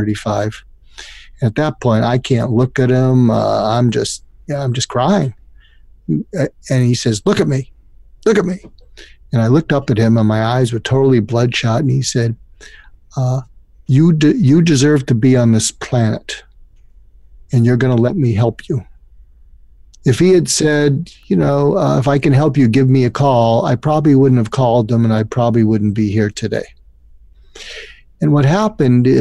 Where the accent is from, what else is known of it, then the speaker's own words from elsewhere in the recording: Boston, Massachusetts, United States; moved away as an adult; also born or lived in California / Topeka, Kansas; I grew up in the suburbs of Boston